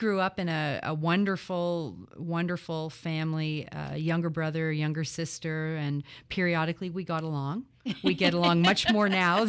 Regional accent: Toronto, Ontario, Canada; So as you say, I grew up in Toronto. I was born there and the oldest of three children.

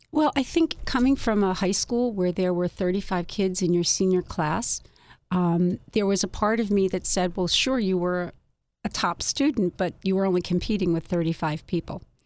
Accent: Philadelphia, Pennsylvania, United States; I grew up in Philadelphia

